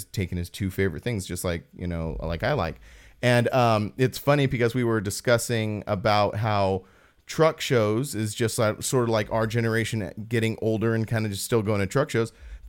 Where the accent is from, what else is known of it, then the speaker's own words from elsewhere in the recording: California, United States; growing up in Southern California, seeing them in different places, like that's part of my fabric of who I am.